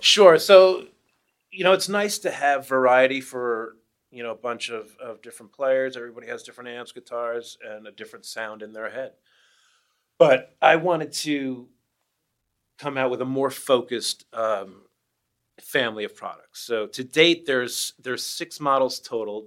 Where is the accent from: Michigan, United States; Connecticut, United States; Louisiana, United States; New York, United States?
New York, United States; now in Portland, United States; I'm from the East Coast, I'm from New York